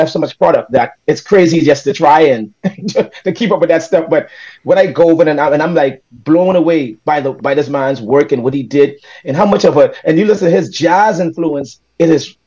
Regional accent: Eight Mile Rock, Grand Bahama, Bahamas; also born or lived in Nassau, Bahamas; I was born in Nassau, but the 8 Mile Archive made me the man I am today.

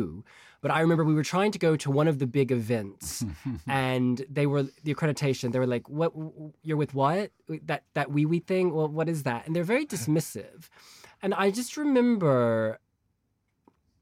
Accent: United States; moved away; I'm American.

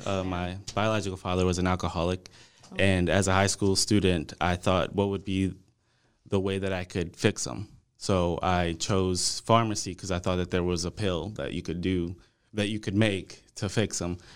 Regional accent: New Orleans, Louisiana, United States; also born or lived in Monroe, Louisiana; now in Dallas, United States; originally, I'm from New Orleans.

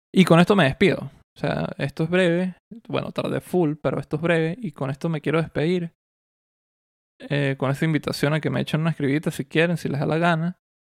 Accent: Mérida, Venezuela; moved away; Mérida, donde yo nací y de donde yo soy, donde viví gran parte de mi vida

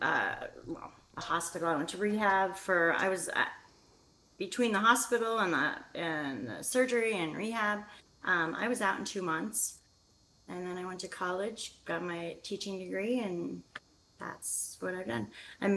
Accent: Whitefish, Montana, United States; moved away as an adult; now in Northern California, United States; I'm originally from Whitefish, Montana

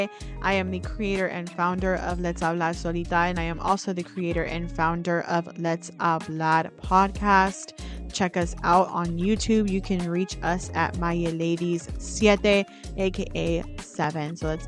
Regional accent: Bay Area, California, United States; I was born in the Bay Area

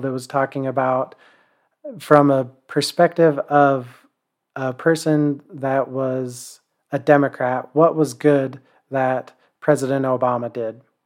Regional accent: United States

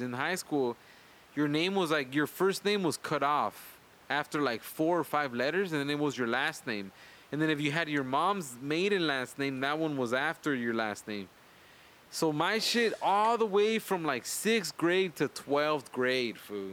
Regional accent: Los Angeles, California, United States; growing up in Wilmington

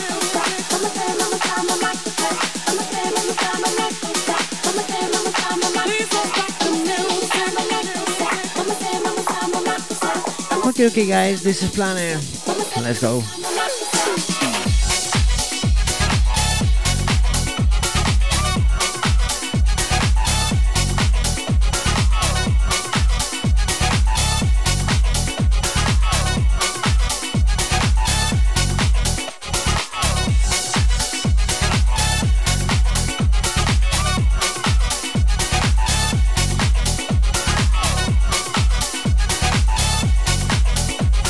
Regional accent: Spain; I am from Spain.

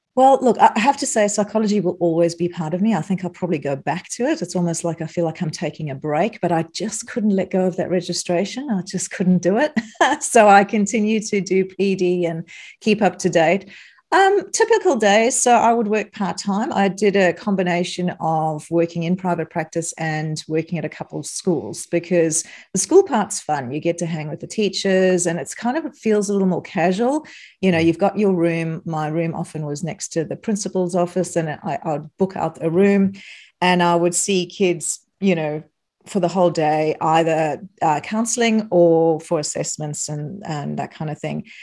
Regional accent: South Africa; moved away as an adult; now in Australia; you might note, notice an accent. I'm from South Africa originally

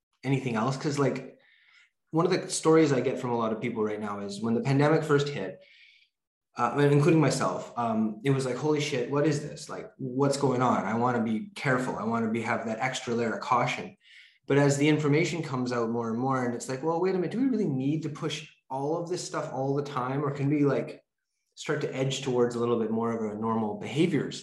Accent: Vancouver Island, British Columbia, Canada; I grew up on Vancouver Island

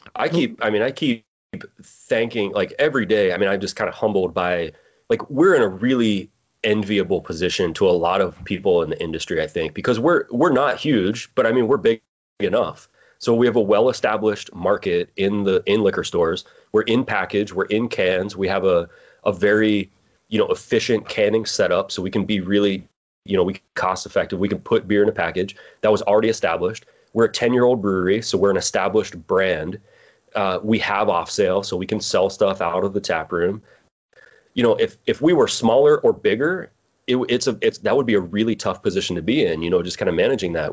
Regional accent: Pittsburgh, Pennsylvania, United States; moved away as an adult; also born or lived in Morgantown, West Virginia; From Pennsylvania, Pennsylvania. I grew up in Pittsburgh.

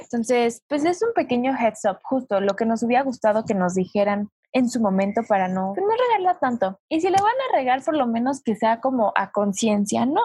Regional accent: Mexico City, Mexico; also born or lived in Zumpango; Yo soy de, aquí de la CDMX. Viví ahí tres años nada más

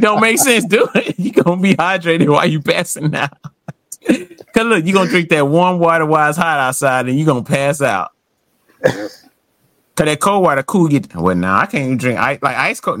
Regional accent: United States; I'm American

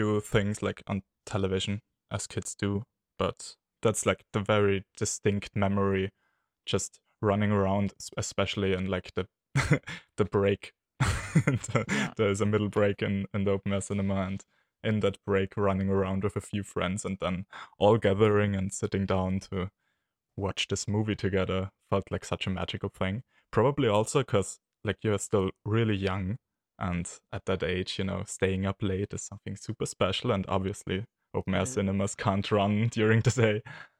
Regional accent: Austria; I'm from Austria.

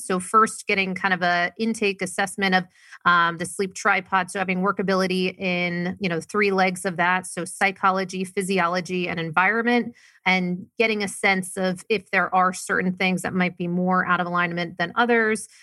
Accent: Maine, United States; moved away; I was originally from Maine, very, very small town. Grew up, not a lot of money

